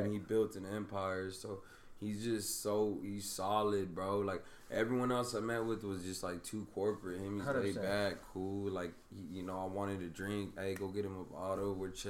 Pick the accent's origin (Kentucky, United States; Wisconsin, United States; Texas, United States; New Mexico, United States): Texas, United States; San Antonio; born or raised there